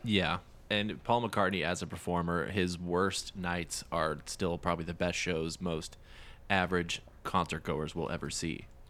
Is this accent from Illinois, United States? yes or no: no; Fargo, North Dakota, United States; now in Texas, United States; growing up in Fargo